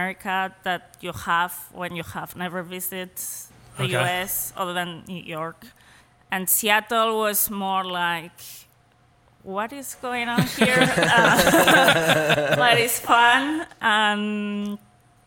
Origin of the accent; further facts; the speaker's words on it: Madrid, Community of Madrid, Spain; English is a second language; moved away as an adult; also born or lived in Paris; now in United States; I grew up in Madrid, which is a big city